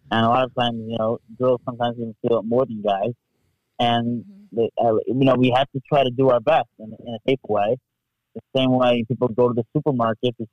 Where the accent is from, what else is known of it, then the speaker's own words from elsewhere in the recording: New York, United States; I'm from New York